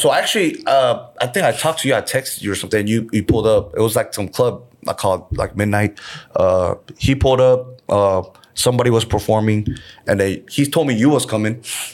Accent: California, United States; moved away as an adult; now in Seoul, South Korea; So basically, I was born here in Seoul. And I went to the States, California, when I was 3.

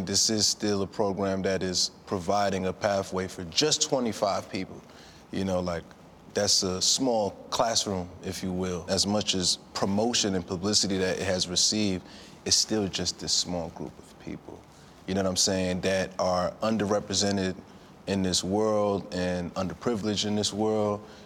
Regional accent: New York City, New York, United States; me being from Brooklyn, New York

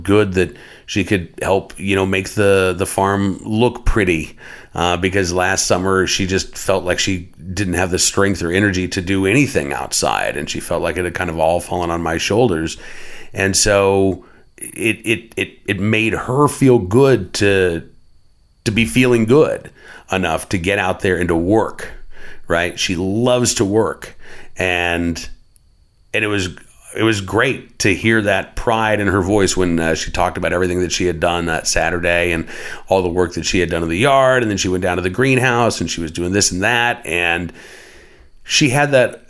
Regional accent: Oklahoma City, Oklahoma, United States; Growing up in Oklahoma, the big festival was the Festival of the Arts. Growing up in Oklahoma City, I should say, the big festival was the Festival of the Arts.

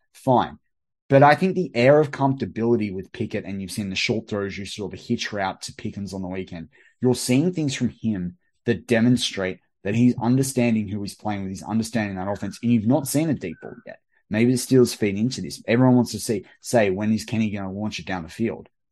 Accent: Australia; as an Australian

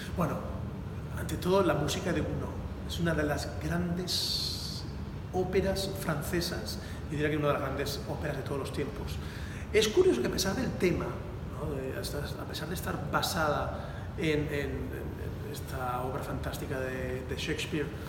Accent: Valencia, Valencian Community, Spain; moved away as an adult; also born or lived in Palm Beach, Florida / Naples, Florida; mi ciudad natal, en Valencia

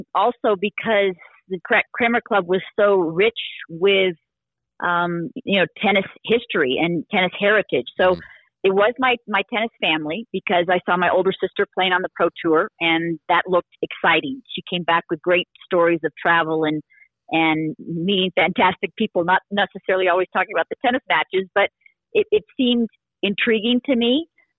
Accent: Southern California, United States; growing up in Southern California with a lot of people to play

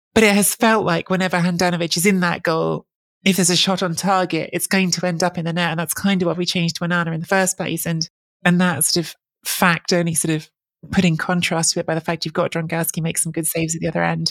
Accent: England, United Kingdom; am a second generation Italian. I grew up in England.

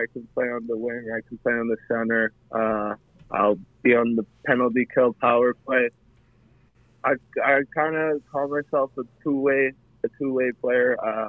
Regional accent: Kelowna, British Columbia, Canada; When I was little growing up in Kelowna, I was the biggest Rockets fan

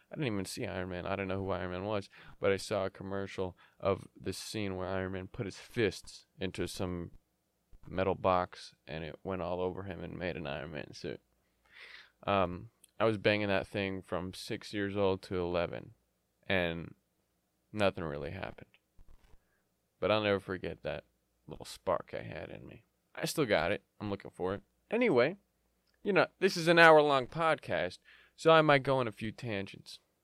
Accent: United States; also born or lived in Yemen; I came to the U S when I was a six month, six, eight, whatever, same thing, six, eight months old.

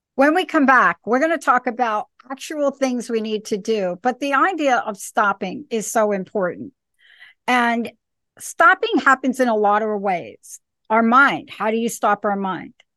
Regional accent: New York City, New York, United States; moved away; also born or lived in East Coast; I'm a girl from the Bronx

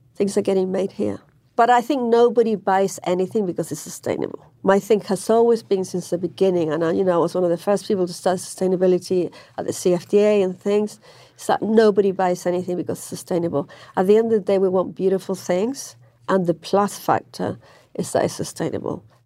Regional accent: Manchester, North West England, United Kingdom; moved away; I grew up in Manchester

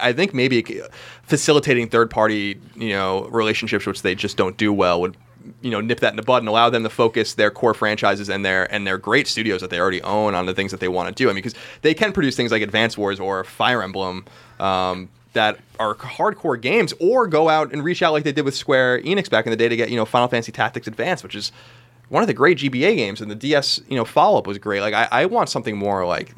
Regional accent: Long Island, New York, United States; where I grew up on Long Island

